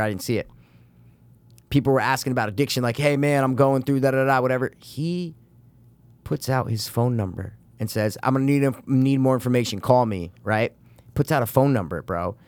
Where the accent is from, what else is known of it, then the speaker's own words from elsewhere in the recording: United States; that's what you do as an American